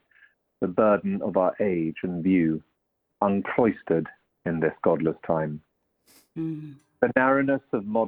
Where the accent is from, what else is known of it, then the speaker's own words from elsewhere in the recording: Walsingham, East of England, United Kingdom; I'm calling from North Norfolk. I'm from Walsingham, actually.